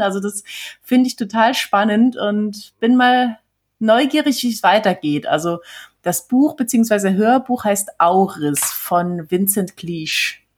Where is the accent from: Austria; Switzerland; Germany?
Switzerland; als äh, Schweizerin